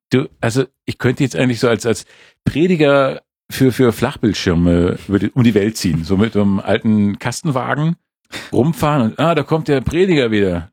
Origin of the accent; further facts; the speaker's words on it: Schleswig-Holstein, Germany; now in Munich, Germany; als Schleswig-Holsteiner